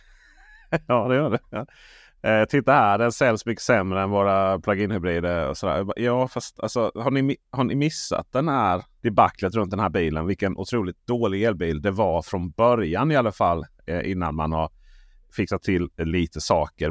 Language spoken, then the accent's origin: Swedish; Blekinge, Sweden; Jag är ju från Blekinge